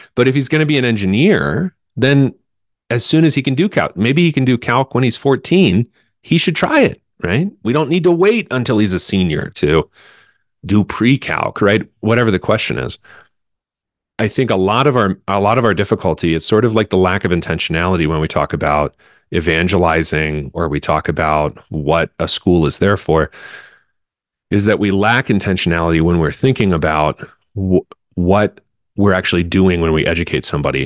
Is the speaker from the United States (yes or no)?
yes; Central Pennsylvania, United States; And I'm from Central Pennsylvania